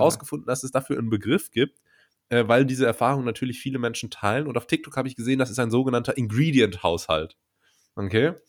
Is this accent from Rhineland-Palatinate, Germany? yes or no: yes; Rhineland-Palatinate, Germany; Das ist eine regionale Spezialität in meiner Heimat.